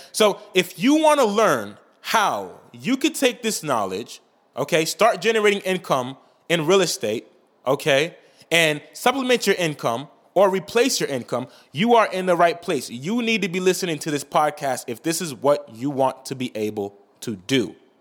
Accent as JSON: {"language": "English", "town": "Saint-Marc", "region": "Artibonite", "country": "Haiti", "tie": "born or raised there", "moved": "yes", "said": "I'm Haitian. I was born in Saint Mark, Haiti"}